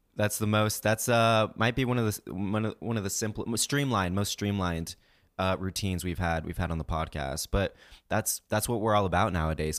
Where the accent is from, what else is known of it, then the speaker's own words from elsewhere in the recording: Kansas City, United States; we were growing up in Kansas City